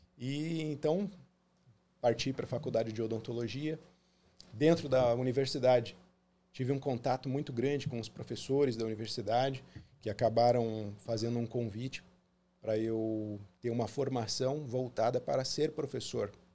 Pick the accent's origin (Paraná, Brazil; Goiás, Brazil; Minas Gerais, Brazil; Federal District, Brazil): Paraná, Brazil; Foz do Iguaçu; also born or lived in Porto Alegre, Rio Grande do Sul; Então, muito novo, nós nos mudamos para Foz do Iguaçu, no Paraná